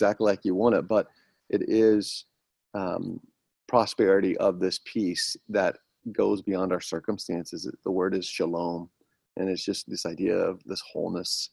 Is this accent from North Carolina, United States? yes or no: no; Atlanta, Georgia, United States; now in Pennsylvania, United States; I'm from Atlanta